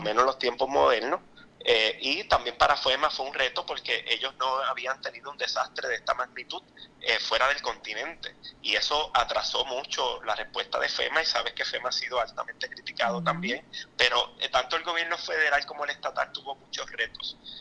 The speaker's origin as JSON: {"language": "Spanish", "town": "Aguadilla", "country": "Puerto Rico", "tie": "born or raised there", "said": "Aguadilla, ese es mi pueblo natural"}